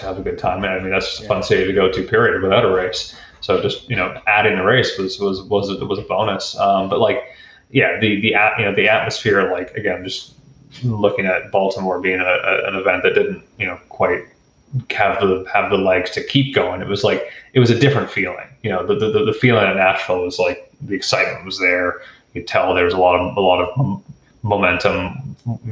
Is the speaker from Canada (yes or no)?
yes; Stouffville, Ontario, Canada; I'm from Stouffville, Ontario, and Goodwood Kartways is where I started out, and they were, you know, 15 minutes from our house growing up